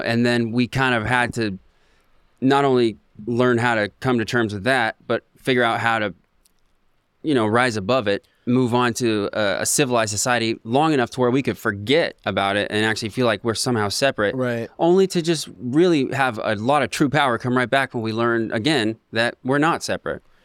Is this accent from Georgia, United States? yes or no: no; Ocean Park, Washington, United States; I grew up in Ocean Park